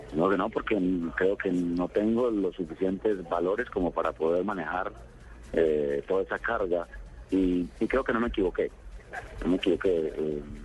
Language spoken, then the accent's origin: Spanish; Colombia; moved away as an adult; also born or lived in Ecuador